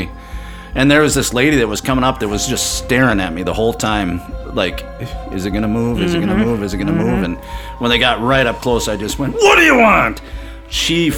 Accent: Carrington, North Dakota, United States; In my hometown in Carrington, North Dakota

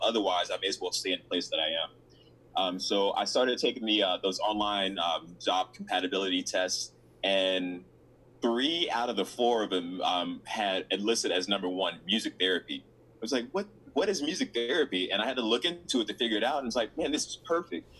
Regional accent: Memphis, Tennessee, United States; moved away as an adult; also born or lived in Chicago, Illinois / Mississippi; I ended up living in uh, Memphis, Tennessee, with my dad and um, that's where I went to. Uh, that's where I graduated from high school

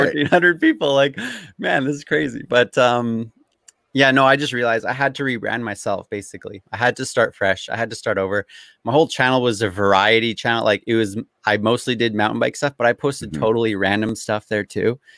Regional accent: Abbotsford, British Columbia, Canada; I've grown up here all my life. So like the town I'm in is called Abbotsford. It's like mm-hmm. an hour out of Vancouver

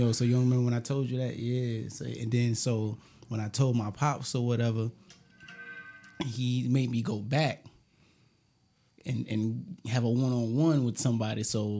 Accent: Brooklyn, New York, United States; You know, I come from Brooklyn. You know what I'm saying? Tompkins, TP, 200 building.

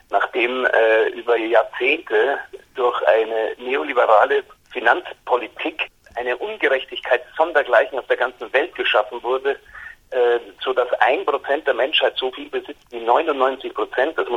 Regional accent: Bavaria, Germany; weil ich meine, als Bayer äh, äh, bin ich natürlich dem, dem guten Ludwig schon sehr zugewandt.

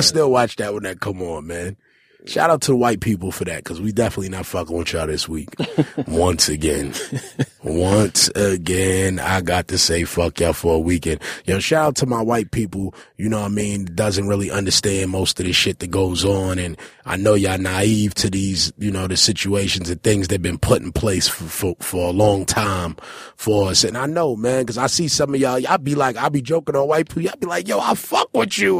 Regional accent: New York City, New York, United States; I'm a New Yorker

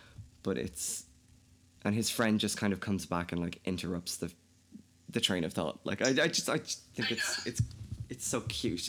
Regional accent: County Kildare, Ireland; accent: Kildare; I think my accent's probably changed. I don't think I'm as Irish as I probably was before. It's also really difficult talking to an American because I have such a flat accent that I kind of tend to switch a little bit.

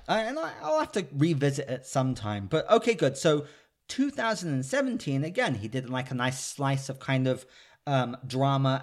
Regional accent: United Kingdom; I'm British

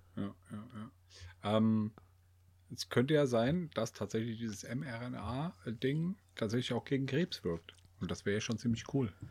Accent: Germany; wir, wir Deutschen

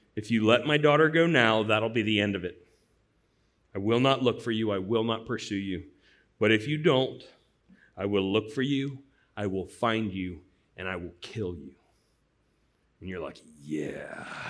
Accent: St. Louis, Missouri, United States; Growing up in Saint Louis, when I was a young boy

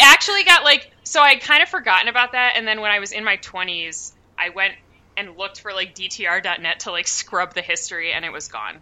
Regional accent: United States; I have Norwegian heritage, but I'm just American

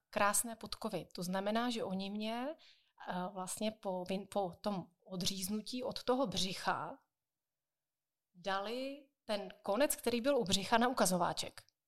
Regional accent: Jaroměř, Hradec Králové Region, Czechia; u nás v Jaroměři

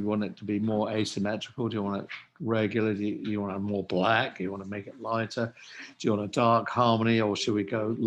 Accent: England, United Kingdom; now in United States; I'm definitely an English person. And no question about that. But I've lived in America for quite a large portion of my life.

